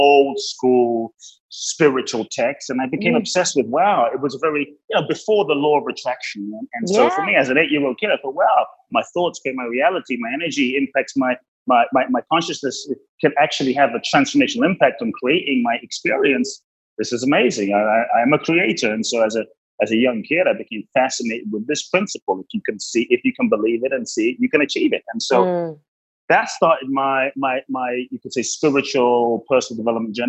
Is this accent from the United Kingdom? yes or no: yes; London, United Kingdom; also born or lived in Ghana; I grew up in London.